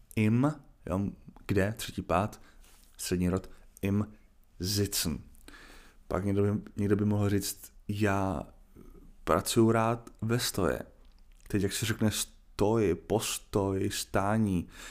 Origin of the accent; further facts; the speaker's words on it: Czechia; já mám dvě možnosti jako Čech